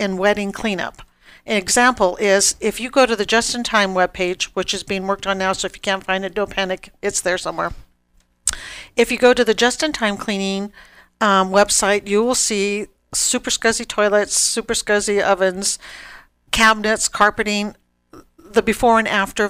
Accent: Los Angeles, California, United States; also born or lived in Kelso, Washington / Madeline, California; raised in L.A. Parents moved us from L.A. to a small

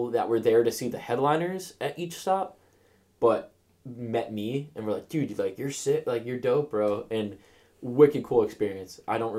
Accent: Massachusetts, United States; I'm from Massachusetts.

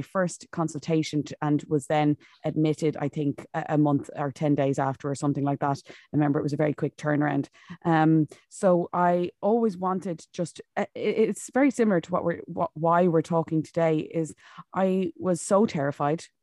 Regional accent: County Wicklow, Ireland; now in Monaghan, Ireland; originally I'm from Wicklow, but I'm living up in Monaghan at the moment.

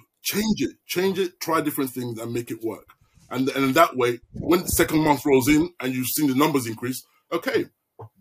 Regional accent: London, United Kingdom; moved away as an adult; now in Melbourne, Australia; I'm from East London

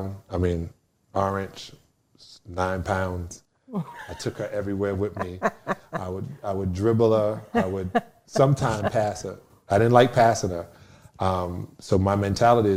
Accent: New York City, New York, United States; I'm from Brooklyn, New York, Canarsie

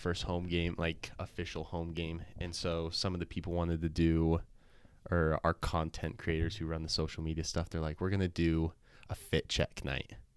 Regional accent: Sandy, Utah, United States; So I'm from Sandy, Utah. I grew up there my whole life, born and raised there.

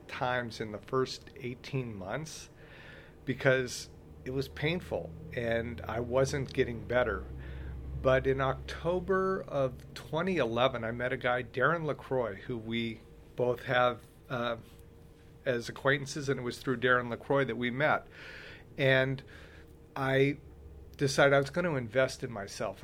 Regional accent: Southern California, United States; I was born and raised in Southern California

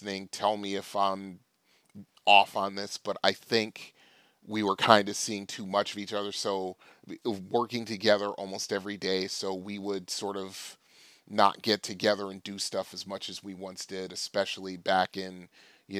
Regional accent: Trumbull, Connecticut, United States; all my arcades in my hometown were concerned. Trumbull Mall Arcade

